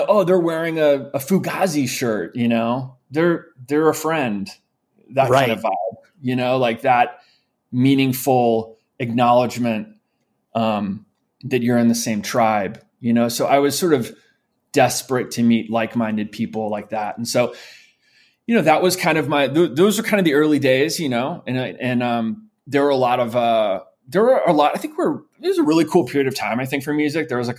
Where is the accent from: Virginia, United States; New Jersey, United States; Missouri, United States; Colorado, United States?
Missouri, United States; St. Louis; also born or lived in New York; I was born in New York. We lived in New York until I was around five. And we moved to St. Louis, Missouri when I was five.